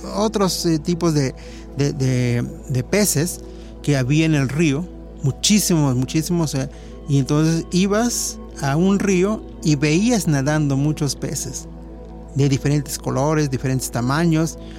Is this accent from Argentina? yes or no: no; Mexico; como mexicanos